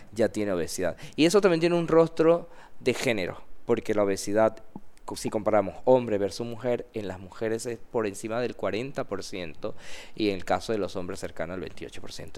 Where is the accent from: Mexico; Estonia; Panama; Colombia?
Panama; yo mandé mis documentos siendo panameño